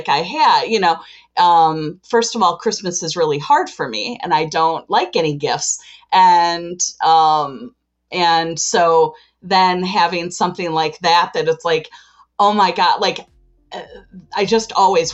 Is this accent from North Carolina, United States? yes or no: no; Chicago, Illinois, United States; I am from Chicago, Illinois